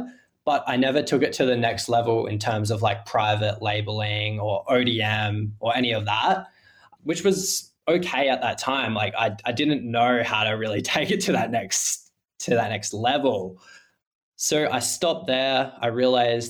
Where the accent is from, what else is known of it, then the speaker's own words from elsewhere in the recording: Adelaide, South Australia, Australia; I'm from Adelaide, Australia, beachside down the south coast